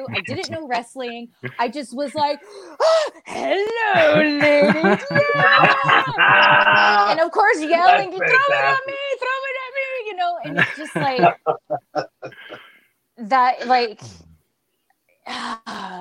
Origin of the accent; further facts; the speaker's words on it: Southern California, United States; I'm from SoCal